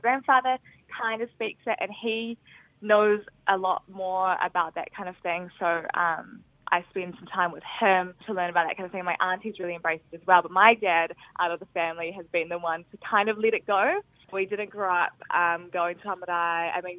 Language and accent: English; Auckland, New Zealand; I grew up in Auckland with my family